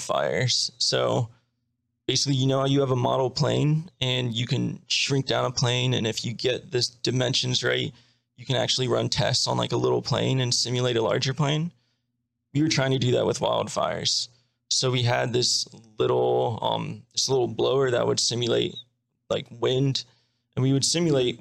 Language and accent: English; Maryland, United States; now in Baltimore, United States; I grew up in Maryland, an hour away from Baltimore